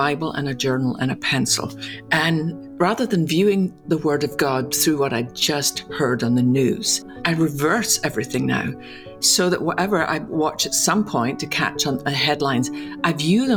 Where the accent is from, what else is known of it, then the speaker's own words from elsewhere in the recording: Scotland, United Kingdom; Growing up in Scotland